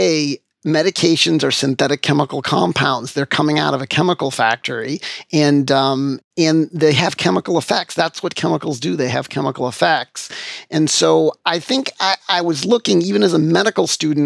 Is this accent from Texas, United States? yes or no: no; Framingham, Massachusetts, United States; in my hometown, I take care of patients at the hospital where I was born, which is a real pleasure for me. It's really great to be, you know, active in my hometown, my home community where I grew up, where I was born and raised.